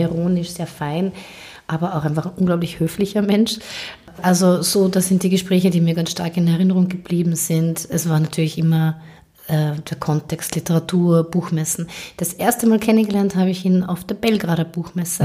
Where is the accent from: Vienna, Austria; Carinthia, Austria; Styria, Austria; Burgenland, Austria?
Carinthia, Austria; Carinthian Slovene, Austria; als Kärntner Slowenien